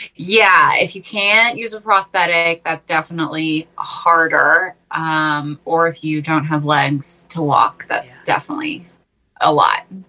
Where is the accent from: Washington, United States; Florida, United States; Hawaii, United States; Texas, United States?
Texas, United States; Waco; also born or lived in New York City; I'm a Texan. I'm from Waco, born and raised